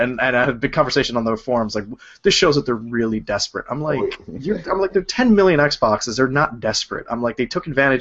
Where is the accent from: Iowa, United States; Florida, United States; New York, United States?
New York, United States; I'm from New York.